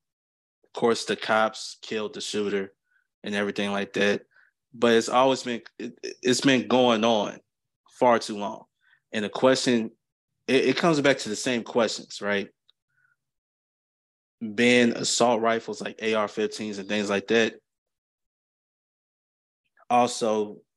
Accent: Clarksville, Tennessee, United States; I'm from Clarksville, Tennessee, which is 45 minutes away from Nashville.

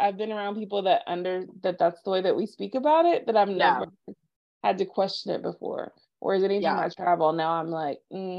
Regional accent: Texas, United States; because I'm from Texas, we call everything Coke.

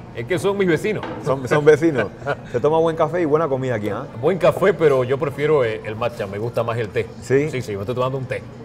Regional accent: Valle de San Isidro, Panamá Oeste, Panama; also born or lived in Chiriquí; yo vengo de Chiriquí, pero me crié en el Valle de San Isidro, en calle e, detrás de la Boca del Lobo

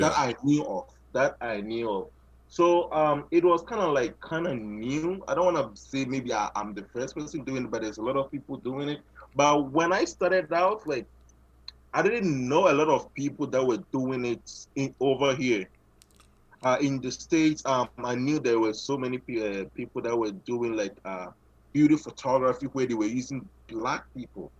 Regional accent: Ghana; moved away as an adult; now in Canada; I'm originally from Ghana, and then I, I moved here. I moved into Canada. I think 20, June 2017

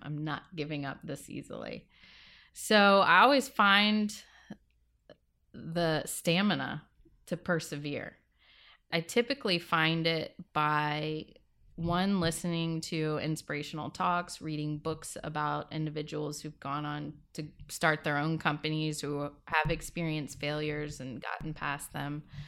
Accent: Louisiana, United States; moved away; I am originally from Louisiana. I grew up, uh, on the bayou.

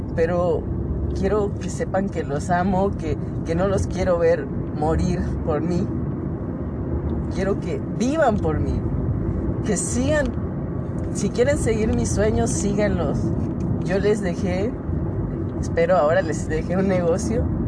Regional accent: Mexico; Nacimos en México

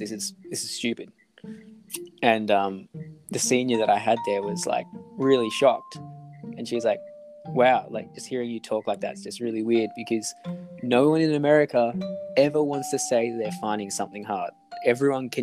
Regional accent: Australia; we're from Australia

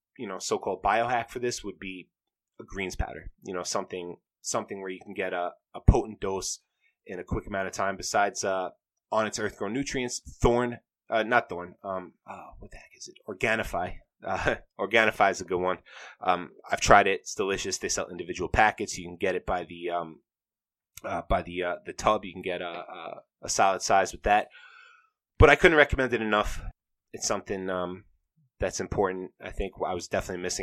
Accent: New York, United States; I'm from New York

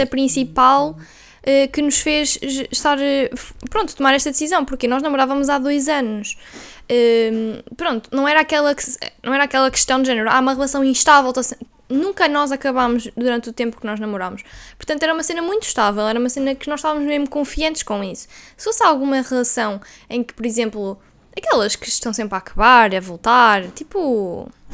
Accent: Viseu, Centro, Portugal; moved away as an adult; now in Porto, Portugal; nós somos de Viseu, não é? E depois nós vinhamos estudar na universidade

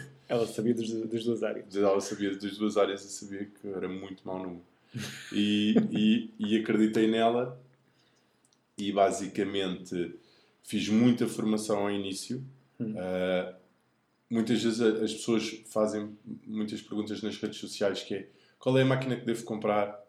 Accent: Lisbon, Portugal; sou aqui de Lisboa

